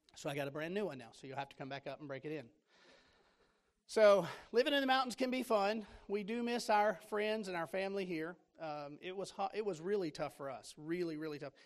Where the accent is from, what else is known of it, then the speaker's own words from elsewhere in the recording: Florida, United States; moved away as an adult; also born or lived in Tennessee; I'm from Florida.